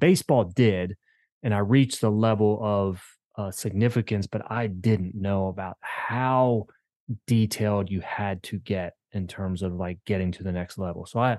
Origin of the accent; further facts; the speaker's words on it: Maryland, United States; I grew up in Maryland. I've lived in 6 different states and grew up in a small town in Maryland. It's a railroad town, baseball town.